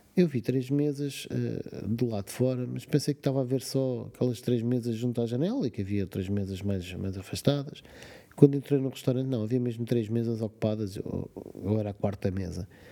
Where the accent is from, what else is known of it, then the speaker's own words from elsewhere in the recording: Portugal; como português